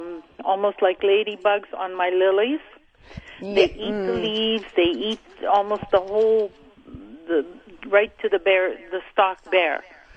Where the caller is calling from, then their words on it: Winnipeg, Manitoba, Canada; I'm calling from South St. Vital.